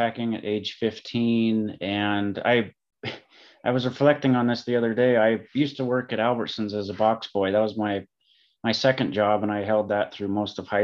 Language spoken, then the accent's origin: English; Helena, Montana, United States; also born or lived in Seattle, Washington; I grew up in Montana in Helena.